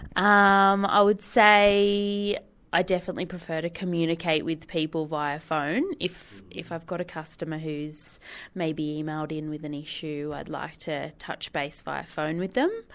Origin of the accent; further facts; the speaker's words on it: Whitebridge, New South Wales, Australia; We grew up in Whitebridge, so our local beach was Dudley